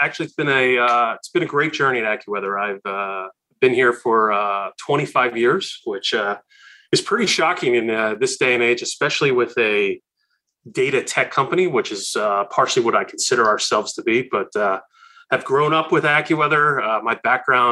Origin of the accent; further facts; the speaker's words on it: Philadelphia, Pennsylvania, United States; growing up in Philadelphia at the time